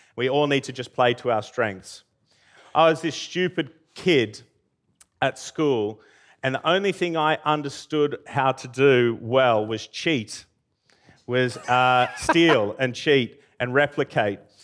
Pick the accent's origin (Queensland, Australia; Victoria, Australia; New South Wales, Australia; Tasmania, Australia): New South Wales, Australia; Armidale; also born or lived in Brisbane; now in United Kingdom